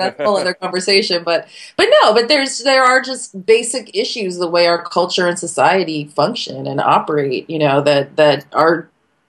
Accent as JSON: {"language": "English", "region": "California", "country": "United States", "lives_now": "Washington, United States", "said": "because I came from California and I felt like people were much happier."}